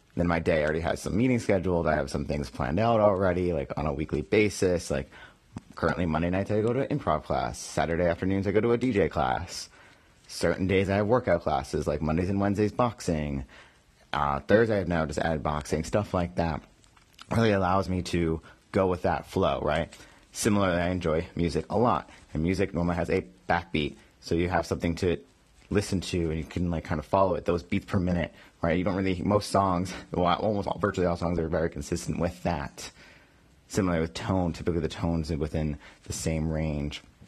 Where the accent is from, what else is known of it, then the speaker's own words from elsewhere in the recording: Boston, Massachusetts, United States; now in New York, United States; my hometown, my home teams